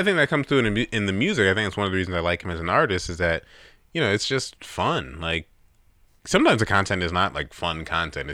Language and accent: English; New York, United States; growing up in New York